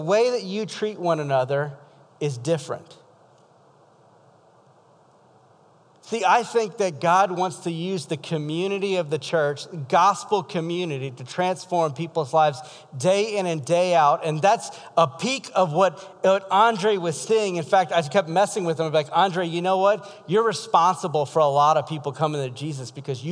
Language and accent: English; South Louisiana, United States; now in Iowa, United States; I'm from South Louisiana.